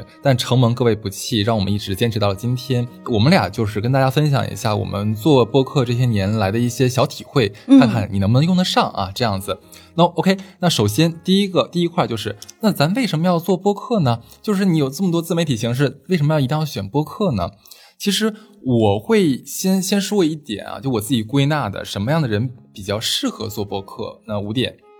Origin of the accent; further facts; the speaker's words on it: China; 它非常的就是安全稳妥，而且很好喝，适合我们中国人的口味。